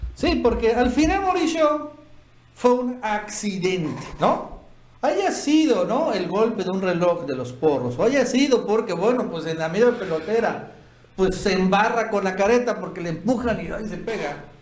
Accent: Tabasco, Mexico; nosotros que somos de Tabasco

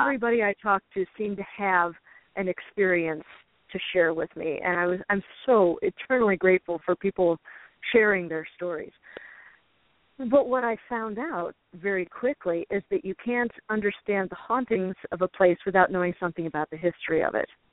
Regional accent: Chicago, Illinois, United States; now in Illinois River area, United States; I grew up in the Chicago suburbs, which is uh-huh. two and a half hours north of here.

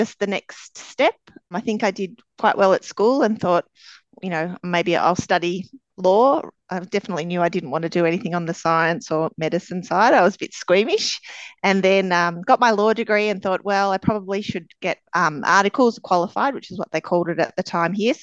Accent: Melbourne, Victoria, Australia; Melbourne, born and bred. I spent my schooling and university days here

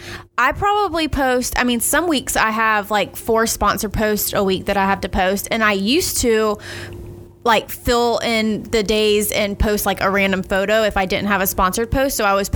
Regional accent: Keystone Heights, Florida, United States; now in Starke, United States; I live in Stark now, but yeah, I was born and raised in Keystone

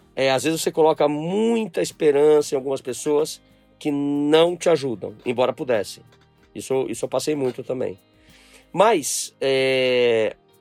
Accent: São Paulo, Brazil; also born or lived in Brasília; voltei a São Paulo, onde eu nasci, e fui criado por esse meu avô e minha avó.

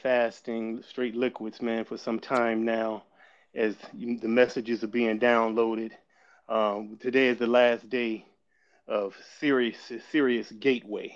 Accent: Chicago, Illinois, United States; also born or lived in Gary, Indiana; I am actually born and raised in Chicago

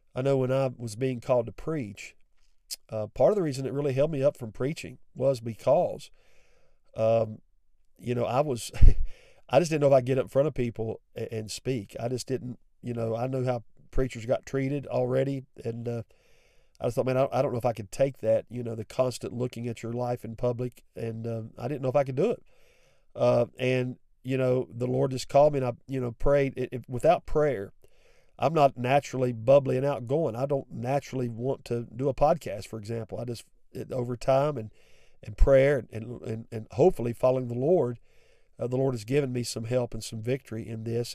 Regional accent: West Virginia, United States; I have an accent. I'm from West Virginia

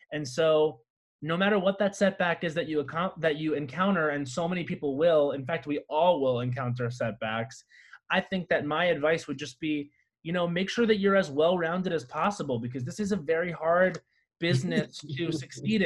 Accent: Long Island, New York, United States; moved away as an adult; now in Los Angeles, United States; when I graduated high school, I was moving from Long Island to New York City

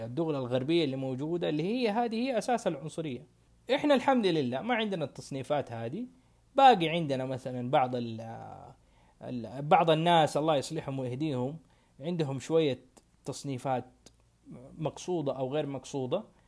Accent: Saudi Arabia

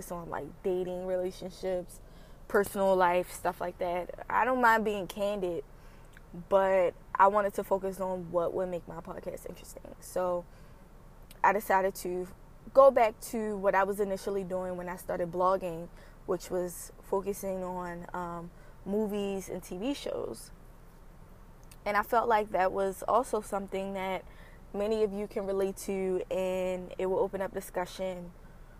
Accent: Baltimore, Maryland, United States; as someone who has been born and raised on the East Coast, especially in Baltimore

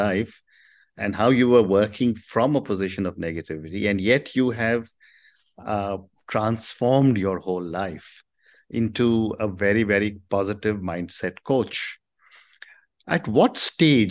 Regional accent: India; I come from India

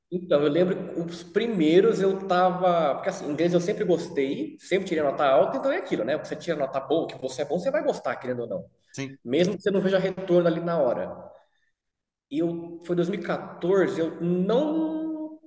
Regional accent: Brazil; nunca saí do Brasil

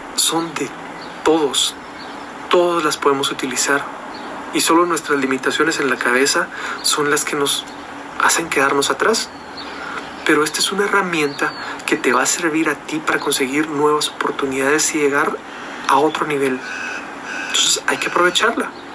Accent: Guatemala; Yo estoy acá en Guatemala. En mi país

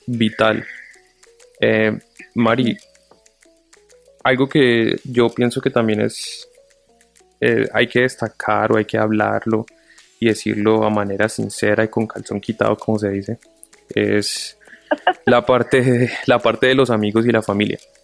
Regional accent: Colombia; now in United States

